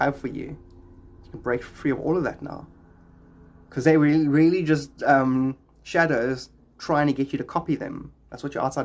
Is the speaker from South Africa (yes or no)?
yes; Cape Town, Western Cape, South Africa; I'm from Cape Town, just like Dylan